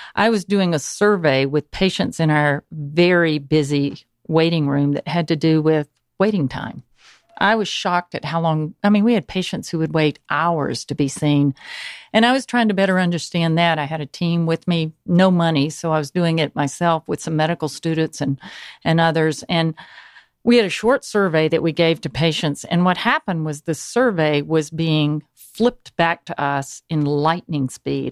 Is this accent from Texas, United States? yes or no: no; Newnan, Georgia, United States; I grew up in Noonan, Georgia